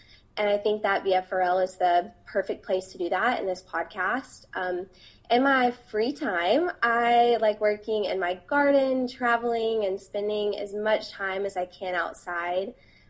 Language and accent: English; Alabama, United States; moved away as an adult; also born or lived in Colorado; because I grew up in Alabama, being the most liberal person in my school and my family, and then all of a sudden moved to Colorado for grad school